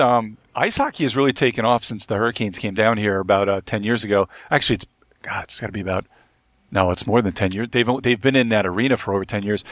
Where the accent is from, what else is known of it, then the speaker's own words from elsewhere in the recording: Long Island / Brooklyn, New York, United States; moved away as an adult; now in North Carolina, United States; I'm actually from Long Island, too, so, and I, I grew up, uh, half my time in Brooklyn